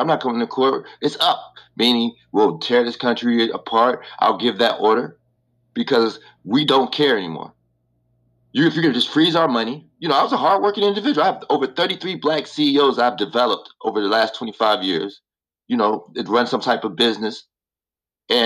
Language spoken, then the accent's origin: English; Chicago, Illinois, United States; also born or lived in California; I'm from Chicago, Illinois.